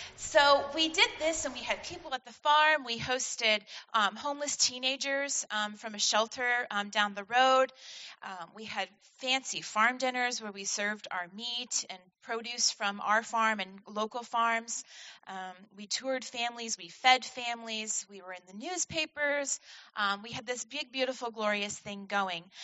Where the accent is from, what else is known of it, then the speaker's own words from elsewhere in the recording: Vermont, United States; moved away as an adult; now in Washington, United States; I was born and raised in Vermont to um, a family of dairy farmers.